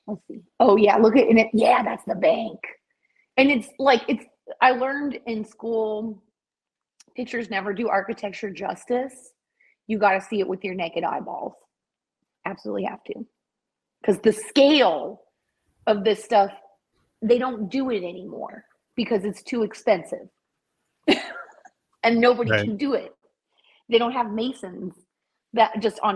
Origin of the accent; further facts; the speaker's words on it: San Francisco, California, United States; I'm from San Francisco